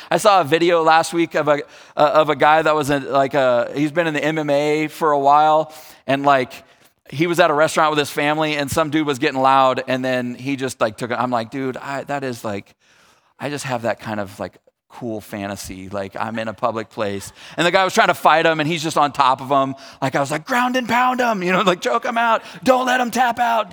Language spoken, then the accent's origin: English; Northern California, United States; also born or lived in Texas; I've spent most of my life in Northern California